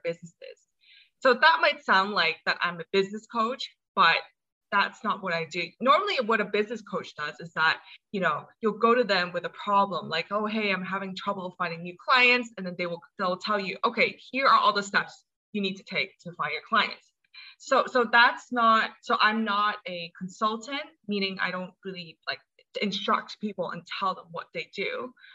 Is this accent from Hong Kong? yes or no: yes; Hong Kong; also born or lived in United States; I'm from Hong Kong. Um, I was born in the States, but I spent most of my life here.